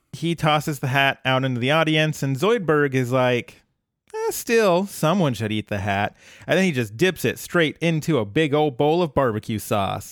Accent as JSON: {"language": "English", "region": "Colorado", "country": "United States", "tie": "born or raised there", "said": "I grew up in Colorado"}